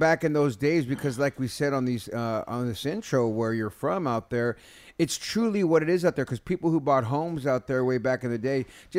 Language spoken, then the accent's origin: English; San Jose, California, United States; moved away; And I'm from the Bay Area, grew up in San Jose.